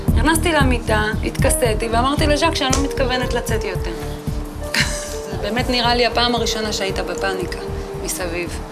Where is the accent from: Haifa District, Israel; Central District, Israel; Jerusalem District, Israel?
Central District, Israel; moshav near Rehovot; גדלתי במושב שנקרא מושב בתל עזר, אה, זה נמצא ליד רחובות. שם גם נולדתי וגרתי שם ממש עד גיל 18